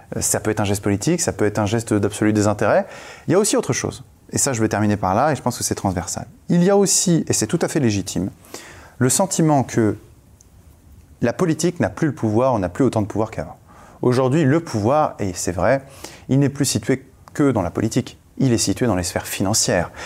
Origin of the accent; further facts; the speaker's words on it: France; on est français